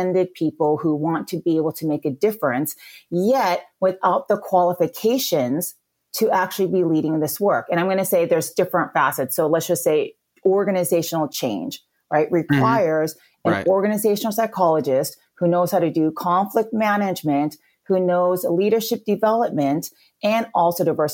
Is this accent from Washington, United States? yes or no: yes; Battle Ground, Washington, United States; moved away as an adult; now in Orange County, California, United States; I'm originally from a very small town called Battleground, Washington